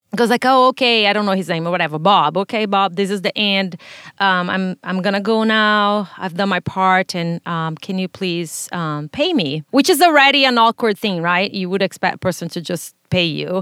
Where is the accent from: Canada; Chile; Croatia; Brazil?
Brazil; now in United States; I was born in Brazil, raised there